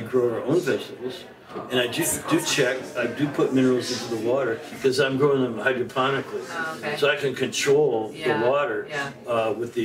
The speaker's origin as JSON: {"language": "English", "country": "Canada", "tie": "born or raised there", "said": "we're basically English, Irish, and we were living in Canada"}